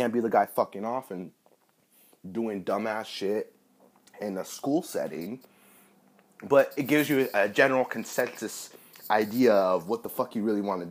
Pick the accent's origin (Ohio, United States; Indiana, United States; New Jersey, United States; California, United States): California, United States; Northern; I'm some guy from California, you know, Northern California, a young 23-year-old guy